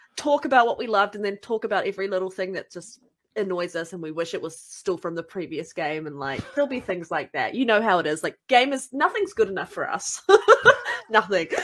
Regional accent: New Zealand; accent: New Zealand; my accent because Australian and New Zealanders have very similar accents

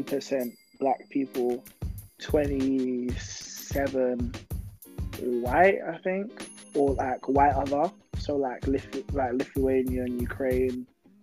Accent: London, United Kingdom; Yeah, so I'm from Tottenham.

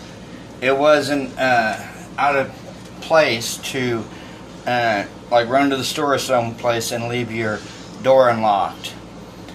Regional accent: Wichita, Kansas, United States; my hometown of Wichita, Kansas

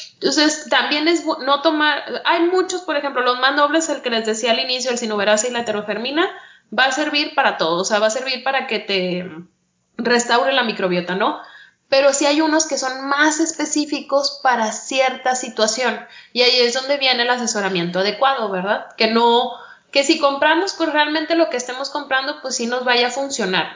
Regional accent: Mexico; uno como mexicano

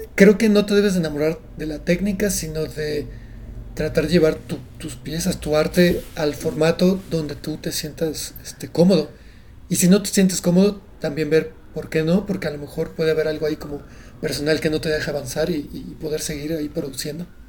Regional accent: Mérida, Yucatán, Mexico; now in Mexico City, Mexico; soy de Mérida, soy yucateco

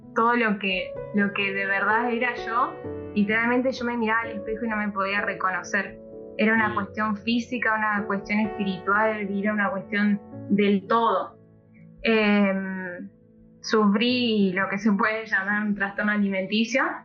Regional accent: Corrientes, Argentina; yo soy correntina de nacimiento

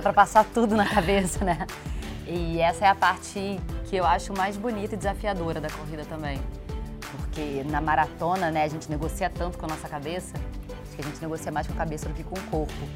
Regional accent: Rio de Janeiro, Brazil; sou carioca

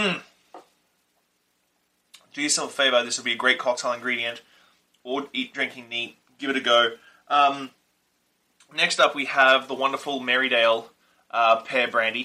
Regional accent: Australia; accent: Australian; my Australian accent

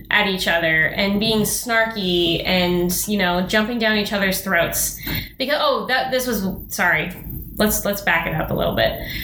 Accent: Denver, Colorado, United States; moved away as an adult; now in Pacific Northwest, United States; I grew up in Denver

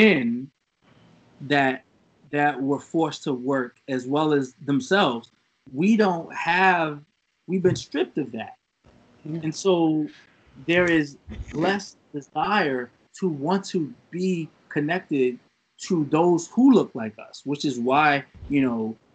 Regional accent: United States; I'm from this country. I was born here

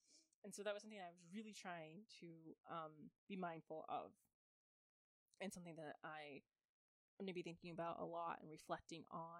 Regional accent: United States

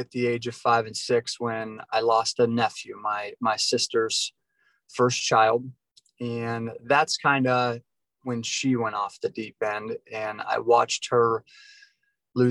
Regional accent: Yerkesville, Ohio, United States; now in Florida, United States; originally from a little town called Yerkesville, Ohio, just a small little town.

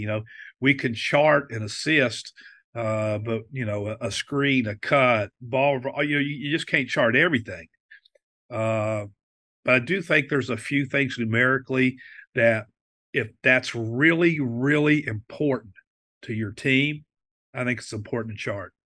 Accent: West Virginia, United States; while I was growing up in West Virginia

